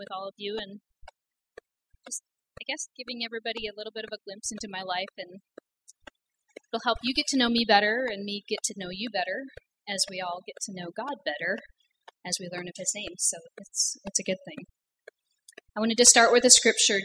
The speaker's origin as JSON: {"language": "English", "town": "Cedarburg", "region": "Wisconsin", "country": "United States", "tie": "born or raised there", "said": "I grew up in Cedarburg, Wisconsin, a small town"}